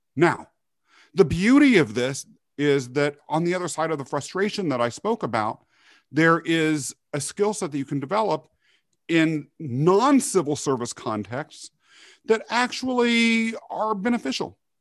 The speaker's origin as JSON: {"language": "English", "region": "Kansas", "country": "United States", "tie": "born or raised there", "also_born_or_lived": "Europe", "said": "they brought me to the U S where I was raised in Kansas."}